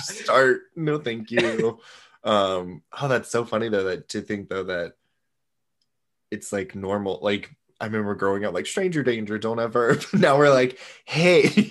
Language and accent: English; Florida, United States; where are you from?" Florida